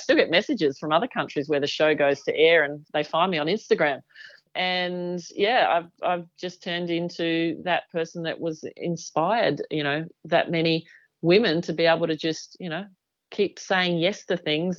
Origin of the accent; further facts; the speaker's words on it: Australia; I'm from Australia.